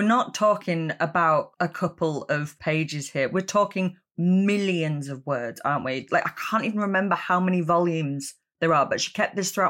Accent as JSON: {"language": "English", "area": "Cumbria", "region": "North West England", "country": "United Kingdom", "moved": "as an adult", "lives_now": "Leeds, United Kingdom", "said": "I'm actually from even further north originally. I'm from Cumbria, but I've been here since I was 18. So I think Leeds has adopted me now."}